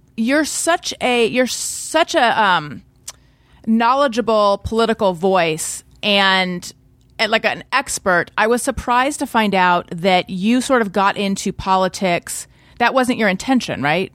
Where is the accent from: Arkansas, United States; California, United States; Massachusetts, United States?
California, United States; Orange County; moved away as an adult; also born or lived in New York; born in Northern California, grew up in Orange County, California.